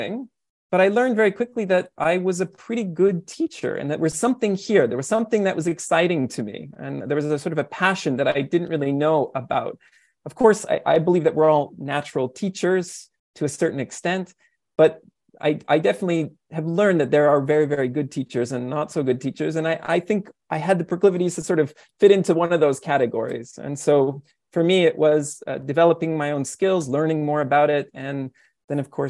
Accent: Canada; now in Japan; I'm a Canadian and I teach them about what I learned growing up

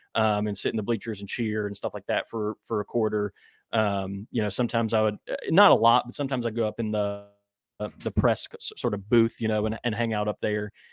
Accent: West Virginia, United States; moved away as an adult; also born or lived in Minnesota; now in Birmingham, United States; I actually am originally from West Virginia and went to college in Minnesota

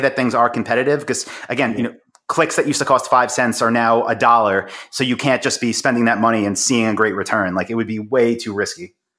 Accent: Long Island, New York, United States; I'm from Long Island, in New York

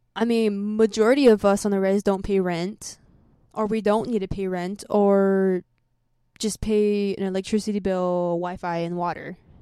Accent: United States; I grew up here. This is my home

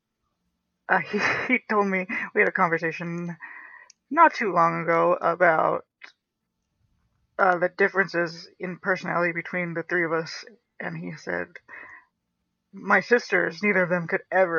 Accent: Boise, Idaho, United States; moved away as an adult; also born or lived in Southern California; now in Las Vegas, United States; I grew up in Boise, Idaho for the majority of my life. I was actually born in Southern California

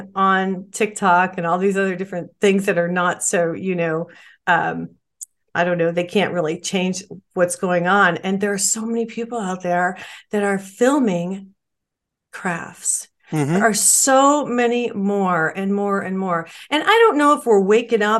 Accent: New Mexico, United States; now in Arizona, United States; I'm from New Mexico, lived there for 20 some years

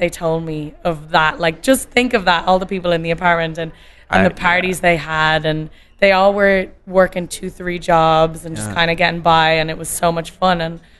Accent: Dublin, Leinster, Ireland; moved away as an adult; also born or lived in Boston; now in California, United States; And we moved back when I was 2, back to Ireland, back to Dublin.

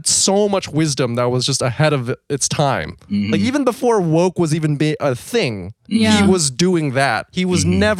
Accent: United States; when I was growing up in America

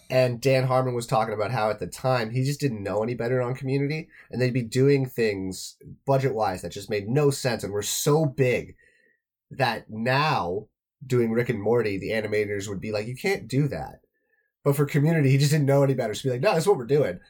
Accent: Toronto, Ontario, Canada; I'm from Toronto

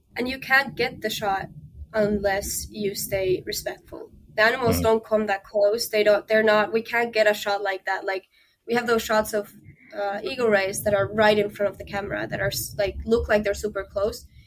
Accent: Finland; moved away; I'm from Finland

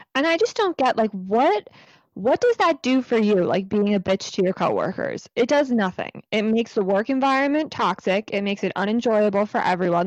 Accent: New Jersey, United States; I'm in New Jersey, and Lex is in New York, but we went to, um, grade school together, and then we went to high school together

